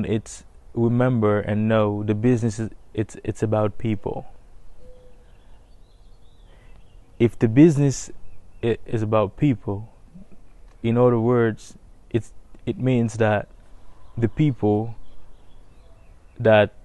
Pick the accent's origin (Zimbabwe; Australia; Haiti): Haiti; now in Tennessee, United States; I am a resident of Tennessee. Originally, I was born and raised in Haiti.